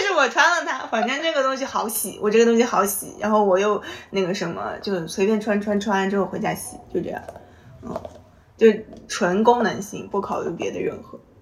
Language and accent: Chinese; Xinjiang, China; now in Shanghai, China; 我说我新疆